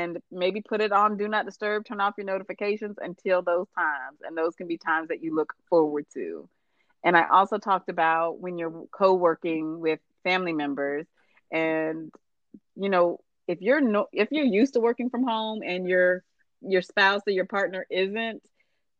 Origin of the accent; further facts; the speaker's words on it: United States; now in Texas, United States; I'm American